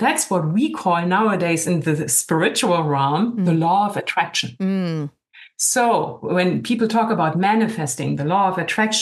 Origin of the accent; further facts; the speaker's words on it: Germany; now in California, United States; I'm originally from Germany